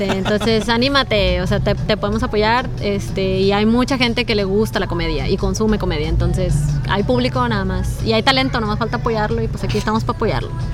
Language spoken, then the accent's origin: Spanish; northern Mexico, Mexico; somos bien norteños